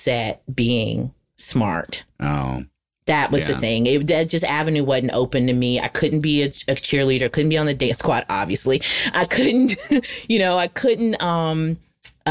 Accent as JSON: {"language": "English", "region": "the South", "country": "United States", "lives_now": "North Carolina, United States", "said": "we're from the South"}